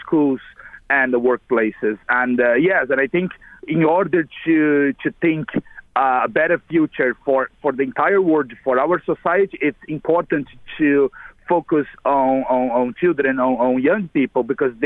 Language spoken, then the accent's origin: English; Brazil; moved away as an adult; now in Ireland; I'm originally from Brazil. I came here about 11 years ago